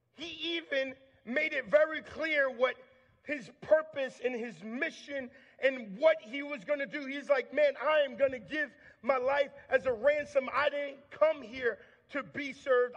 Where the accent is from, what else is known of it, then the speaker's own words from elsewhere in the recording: Long Island, New York, United States; I grew up in Long Island, New York